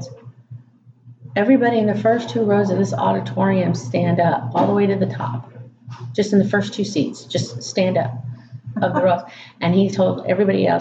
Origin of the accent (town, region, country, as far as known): Tarrant County, Texas, United States